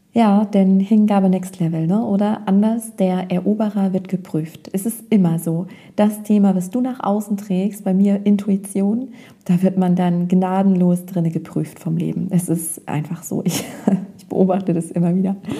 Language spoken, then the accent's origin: German; Germany; also born or lived in North Rhine-Westphalia; ich bin zwar in Nordrhein-Westfalen geboren, war da aber nur ein paar Monate und bin dann hier aufgewachsen in der Nähe von Bremen und habe mein Leben lang hier verbracht